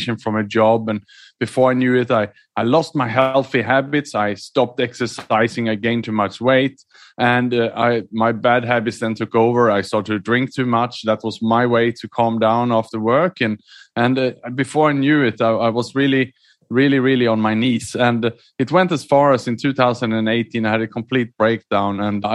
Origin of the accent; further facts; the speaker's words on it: Sweden; moved away; also born or lived in Australia / Southeast Asia / London; I was born in Sweden, educated in Australia, and then I lived and worked mainly in Southeast Asia the last 15 years.